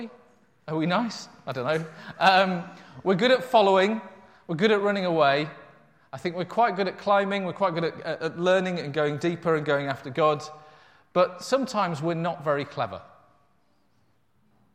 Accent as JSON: {"language": "English", "region": "Yorkshire and the Humber", "country": "United Kingdom", "tie": "born or raised there", "said": "I grew up in North Yorkshire, in amongst sheep farming hills all around me"}